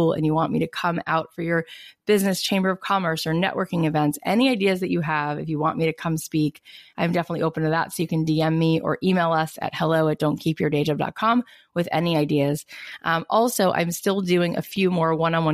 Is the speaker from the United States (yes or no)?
yes; East Coast, United States; moved away as an adult; now in West Coast, United States; I was born on the East Coast and then I've been out on the West Coast for, I can't believe, 16 years.